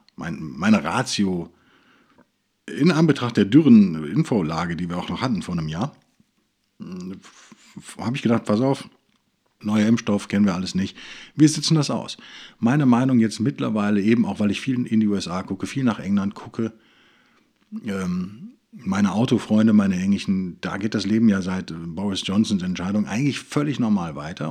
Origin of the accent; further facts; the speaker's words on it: Germany; wenn man aus Deutschland kommt